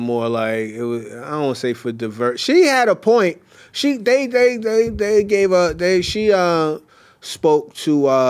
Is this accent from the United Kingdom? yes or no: no; Canada; I'm Canadian. You know, Canadians are nice people